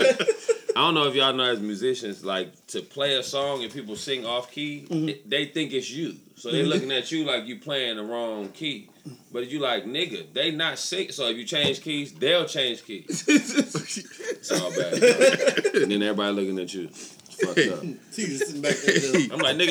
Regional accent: Fresno, California, United States; I'm from Fresno

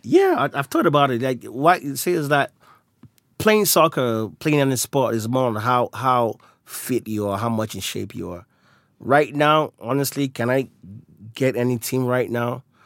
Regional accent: Nigeria; I'm Nigerian from nationality

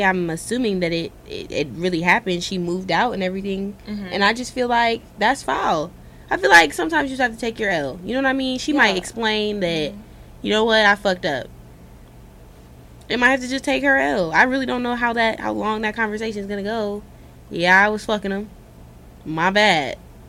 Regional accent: Cleveland, Ohio, United States; I'm from Cleveland.

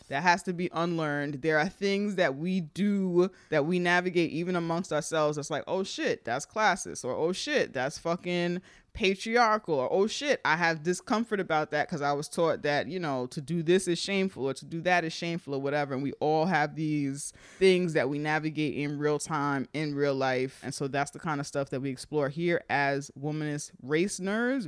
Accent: New York City, New York, United States; also born or lived in Manhattan; We're both from the Bronx

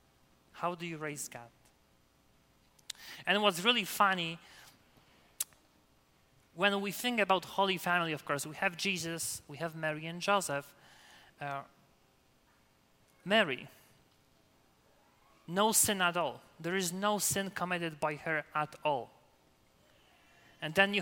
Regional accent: Poland; English is a second language; moved away as an adult; also born or lived in Michigan; now in Denver, United States; I will be the best Polish seminarian, you know, with my English

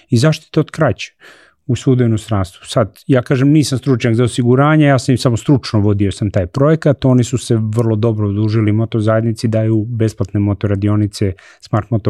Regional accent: Serbia

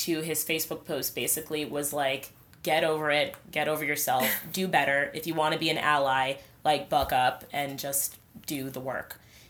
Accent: Nigeria; I don't know everything right. about being Nigerian because I'm Nigerian.

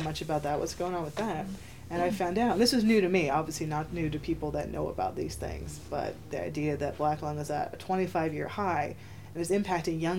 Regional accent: New Jersey, United States; I'm from Jersey, but I'm from a really rural area

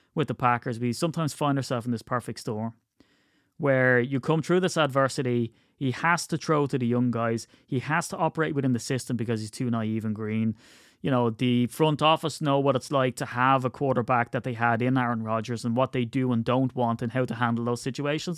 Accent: Ireland; I'm Irish

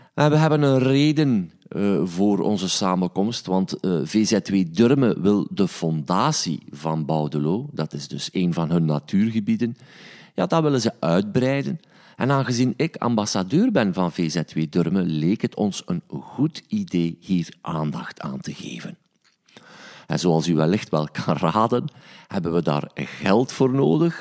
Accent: Stekene, Flanders, Belgium; also born or lived in Sint-Niklaas; ik ben een manneken, ik ben opgegroeid in Stekenen

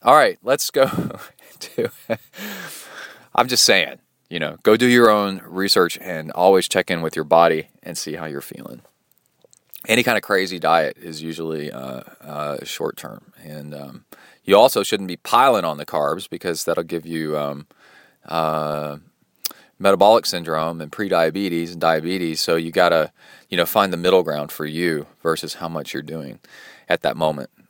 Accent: Birmingham, Alabama, United States; moved away; also born or lived in Watts Bar Lake, Tennessee / Mexican border town; I grew up in Birmingham, Alabama

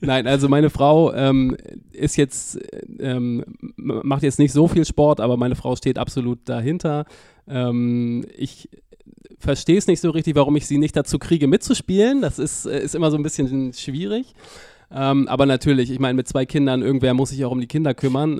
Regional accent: Hamburg, Germany; Ich bin tatsächlich gebürtiger Hamburger

